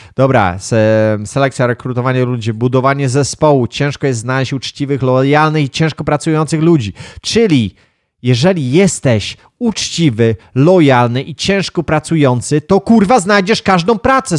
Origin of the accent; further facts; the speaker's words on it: Wągrowiec, Greater Poland, Poland; gdzieś tam na wiosce się wychowałem, gdzieś tam w Wągrowcu